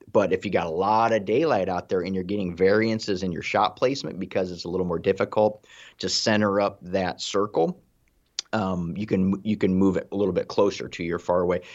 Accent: Ohio, United States; I'm from Ohio

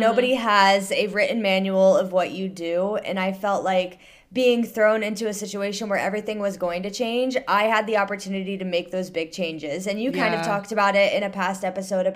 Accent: Ohio, United States; moved away as an adult; now in Northern Virginia, United States; I was born and raised in Ohio, grew up there, went to school there, everything

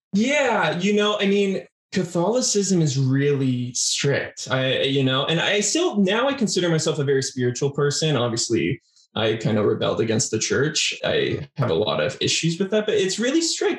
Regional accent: Arizona, United States; also born or lived in California; primarily grew up in Arizona

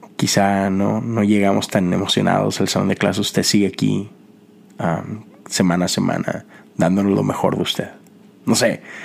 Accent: Mexico; now in United States; en mi país, sobre todo en Monterrey

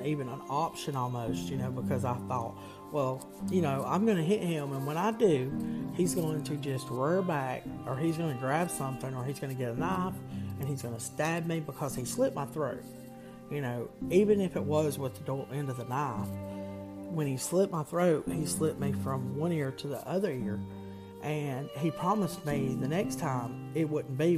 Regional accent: the South, United States; I'm from the South

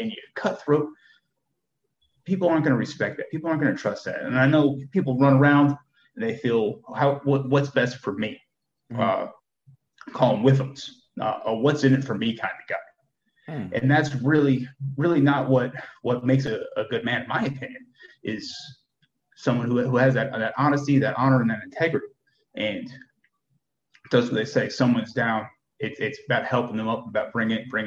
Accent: Stamford, Connecticut, United States; moved away as an adult; also born or lived in Germany / New Hampshire / Colorado / Georgia; now in Texas, United States; from where I grew up and you know, from where we grew up in Connecticut and Stanford

